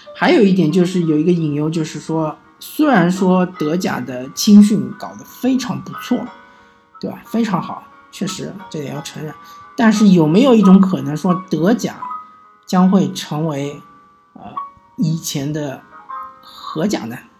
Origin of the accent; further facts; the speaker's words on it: China; 有点像是我们中国人，他喜欢存款